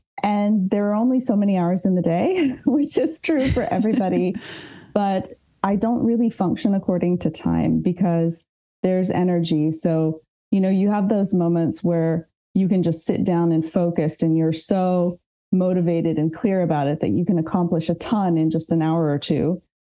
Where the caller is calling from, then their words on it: southwest France, France; So I'm dialing in from Southwest France.